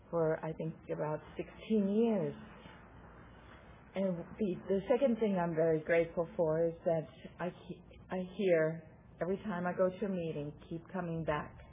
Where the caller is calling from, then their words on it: Santa Rosa, California, United States; I'm a compulsive overeater. And I'm coming here from Santa Rosa, California.